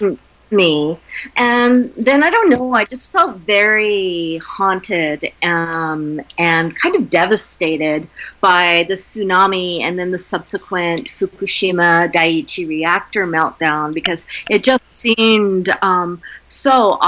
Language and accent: English; Wyoming, United States; I grew up in Wyoming in the foothills of the Rocky Mountains